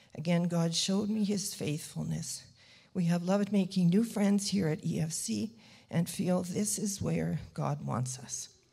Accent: Brandon, Manitoba, Canada; moved away as an adult; also born or lived in Winnipeg / Moosehorn; now in Steinbach, Canada; my hometown of Brandon

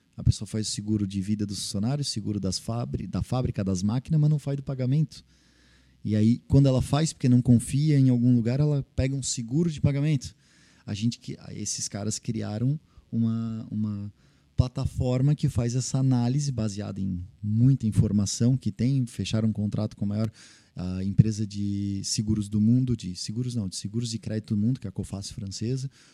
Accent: Blumenau, Santa Catarina, Brazil; also born or lived in Florianópolis / Rodeio; eu sou manezinho da ilha, né? Mas morei a vida inteira praticamente em Blumenau

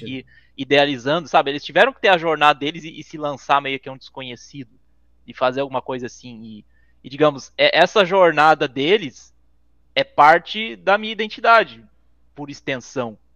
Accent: Santa Catarina, Brazil; moved away as an adult; also born or lived in São Paulo; eu voltei pra, pra meu estado natal, Santa Catarina

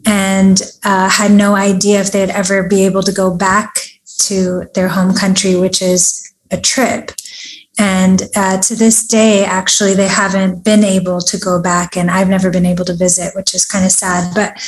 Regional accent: Los Angeles, California, United States; first language Persian; English is a second language; And I'm from Los Angeles. I was born and raised here.

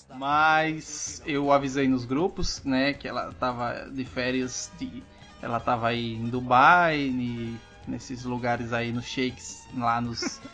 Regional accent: Northeast Region, Brazil; eu sendo nordestino

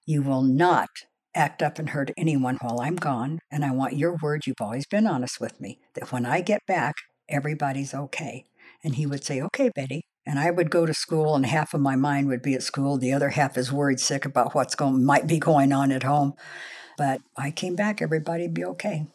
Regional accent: Los Angeles, California, United States; also born or lived in Oklahoma; I was born in Oklahoma at my grandfather's farm, and, uh, then I moved to Los Angeles when we were two, and I was raised in the Los Angeles area

